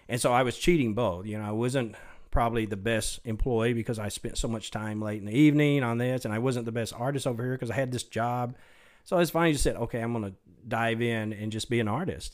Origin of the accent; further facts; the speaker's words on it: Mesquite, Texas, United States; also born or lived in Dallas; I was born in, in Dallas at Baylor Hospital, but yeah, I grew up in Mesquite. Um, actually still live there